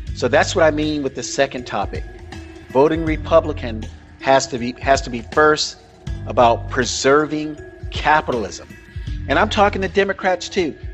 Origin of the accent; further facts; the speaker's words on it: the South, United States; moved away as an adult; also born or lived in Mississippi; All my life, all my my first 19 years on Earth, I grew up in the South.